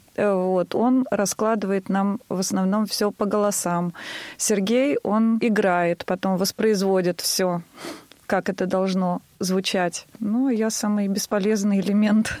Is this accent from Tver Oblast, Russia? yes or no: yes; Tver, Tver Oblast, Russia; also born or lived in Bolshevo; я из города Тверь.